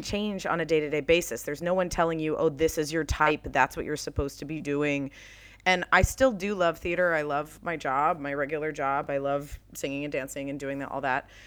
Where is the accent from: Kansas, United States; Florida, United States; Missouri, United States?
Florida, United States; Jacksonville; moved away as an adult; also born or lived in New York; where I grew up in Jacksonville, Florida